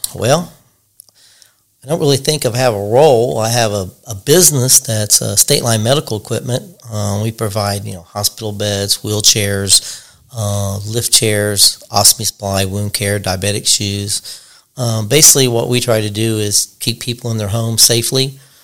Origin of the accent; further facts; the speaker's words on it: Richmond, Indiana, United States; I was born and raised here in Richmond, Indiana little bitty house down there by the old boys club